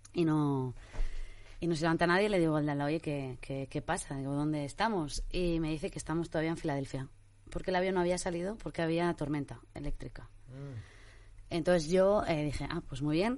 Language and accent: Spanish; Spain; soy española